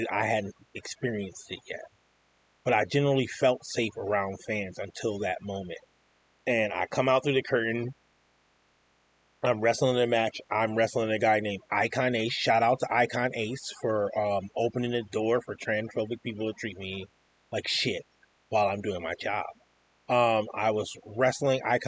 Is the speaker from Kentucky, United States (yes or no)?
no; Asheville, North Carolina, United States; now in Rochester, United States; I'm from Asheville, North Carolina